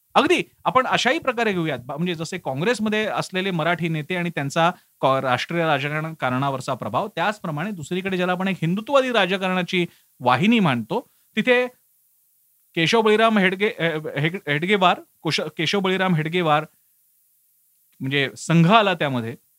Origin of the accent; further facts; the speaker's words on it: Mumbai, Maharashtra, India; मी स्वतः मुंबईत वाढलो मुंबईत माझी शाळा होती